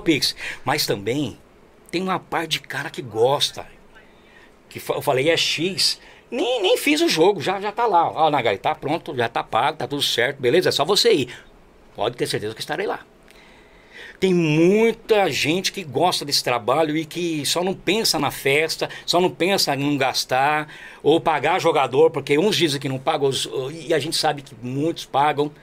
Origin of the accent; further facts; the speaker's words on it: Jundiapeba, São Paulo, Brazil; Eu sou daqui de Juriapeba, pô, sou periferia